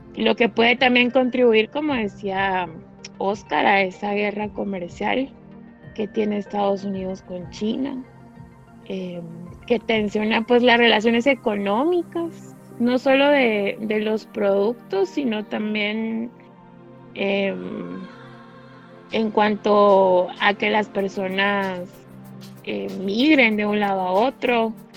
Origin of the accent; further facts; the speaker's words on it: Guatemala; nos interesan como guatemaltecos